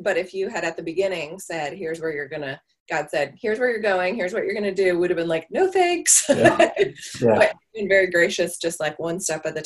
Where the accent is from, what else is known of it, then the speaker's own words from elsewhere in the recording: Marietta, Georgia, United States; We lived in Marietta, which is a suburb north of Atlanta, is where we went to high school